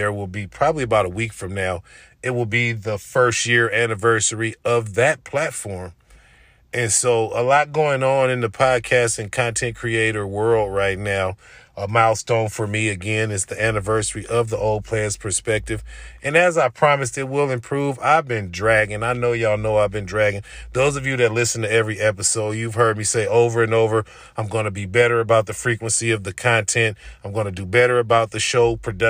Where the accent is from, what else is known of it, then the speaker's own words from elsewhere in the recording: Oakland, California, United States; moved away; I'm still in my hometown, in my home area